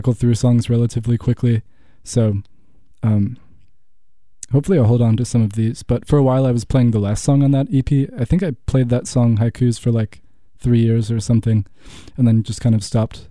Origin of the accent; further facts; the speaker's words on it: Franklin, Wisconsin, United States; also born or lived in Oregon; I grew up in Franklin, which is half an hour from Milwaukee